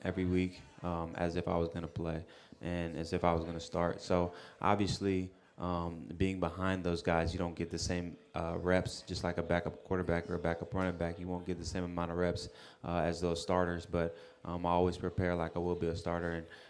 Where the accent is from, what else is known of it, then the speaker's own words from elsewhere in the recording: South Carolina, United States; also born or lived in Alaska / Texas; I was born in Alaska, lived most of my life in South Carolina, yep.